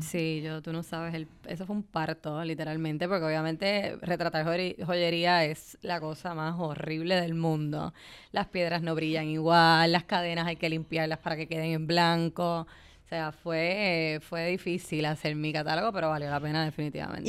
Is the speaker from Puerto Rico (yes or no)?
yes; Puerto Rico; moved away as an adult; yo vengo de Puerto Rico